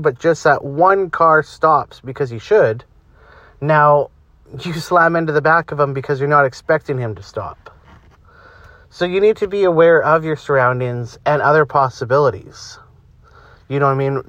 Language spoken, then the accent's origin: English; Canada; I'm Canadian